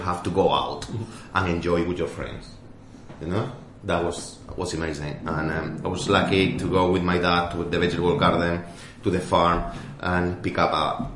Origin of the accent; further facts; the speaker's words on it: Extremadura, Spain; first language Spanish; English is a second language; moved away as an adult; now in London, United Kingdom; I grew up in Extremadura